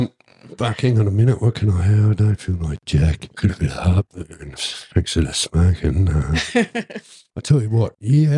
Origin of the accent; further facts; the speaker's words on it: Canberra, Australian Capital Territory, Australia; I said, Canberra